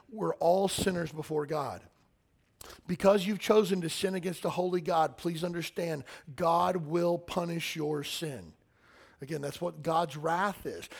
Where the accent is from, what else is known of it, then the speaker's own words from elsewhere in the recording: Kentucky, United States; I'm from Kentucky